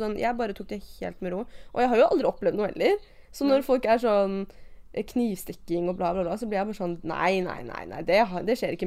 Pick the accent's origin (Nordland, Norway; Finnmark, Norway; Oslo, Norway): Oslo, Norway; also born or lived in Skøyen, Oslo; jeg er fra Gamle Oslo og eh, Bjølsen-Sagen-området